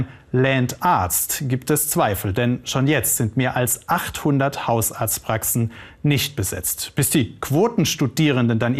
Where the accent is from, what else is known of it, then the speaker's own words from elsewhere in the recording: Ludwigsburg, Baden-Württemberg, Germany; Meine Heimat ist in Ludwigsburg und es ist ja super zentral gelegen.